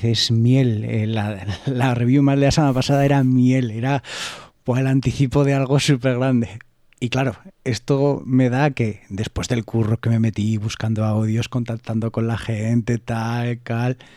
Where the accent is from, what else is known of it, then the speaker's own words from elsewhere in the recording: Alfaro, La Rioja, Spain; en mi pueblo, en Alfaro